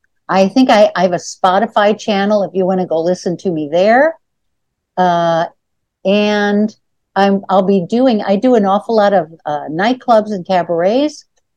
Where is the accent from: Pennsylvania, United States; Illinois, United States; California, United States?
Illinois, United States; Chicago; so I grew up in Chicago